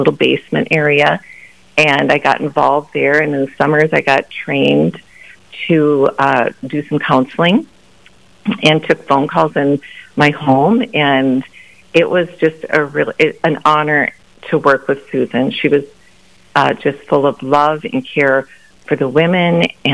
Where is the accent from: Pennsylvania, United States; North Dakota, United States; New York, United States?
North Dakota, United States; Grand Forks and Fargo; also born or lived in Sioux Falls, South Dakota; I grew up in Grand Forks in Fargo, moved here in my junior high year and graduated from Shanley